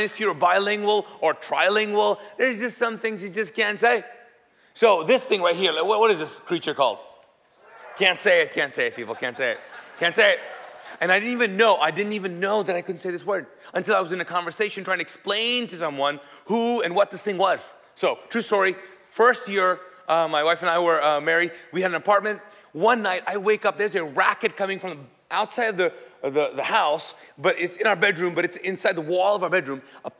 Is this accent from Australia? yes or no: no; Kuwait; English is a second language; And the story is because I grew up in Kuwait. So I'm Pakistani. And we speak Urdu there.